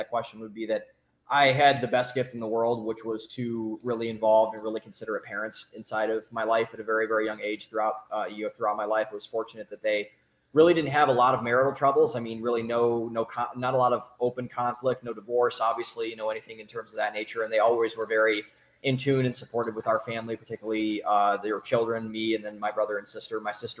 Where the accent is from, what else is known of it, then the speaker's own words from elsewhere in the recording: Cleveland, Ohio, United States; moved away as an adult; also born or lived in Boston; now in Austin, United States; I am from Cleveland, Ohio, at a suburb, about 20 minutes, or I raised in a suburb, 20 minutes outside of Cleveland. Lived there for the formative, first 18 years of my life